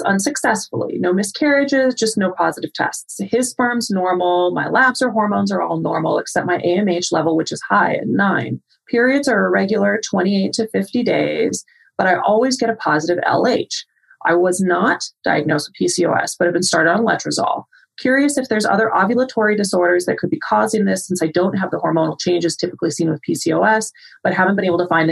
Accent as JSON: {"language": "English", "region": "Arizona", "country": "United States", "tie": "born or raised there", "moved": "yes", "said": "growing up in Arizona"}